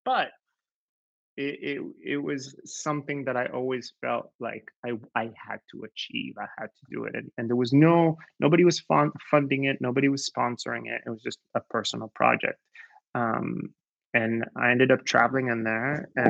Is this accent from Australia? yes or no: no; Israel; also born or lived in United States; now in Sweden; my family's from Morocco, but we grew up in Israel